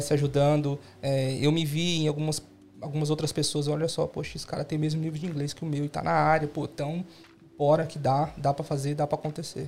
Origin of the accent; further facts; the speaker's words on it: São Paulo, Brazil; moved away as an adult; now in Australia; estou aqui desde 2016, sou de São Paulo também.